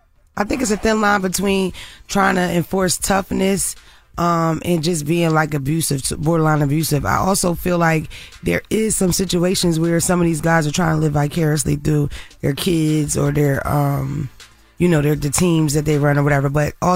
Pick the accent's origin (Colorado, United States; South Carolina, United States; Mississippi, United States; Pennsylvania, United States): Pennsylvania, United States; Philadelphia; I'm from Philadelphia.